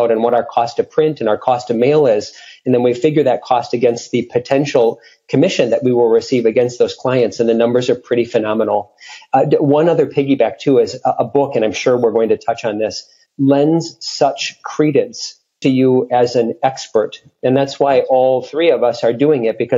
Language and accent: English; Minneapolis, Minnesota, United States; moved away as an adult; now in Los Angeles, United States; I'm originally from the Midwest, the Minneapolis area, and within the past few years, I relocated a business into the Beverly Hills, Los Angeles market